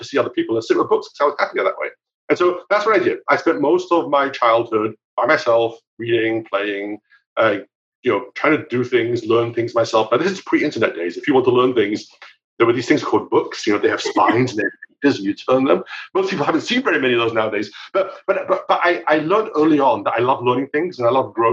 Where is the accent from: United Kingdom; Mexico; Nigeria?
United Kingdom; now in United States; I grew up in the UK, as you can probably pick up from my accent.